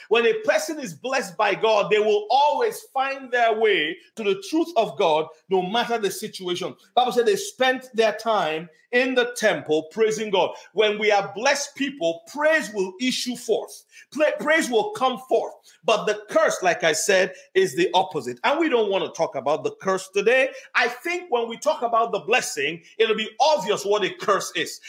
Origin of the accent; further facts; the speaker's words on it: Nigeria; moved away; I grew up in Nigeria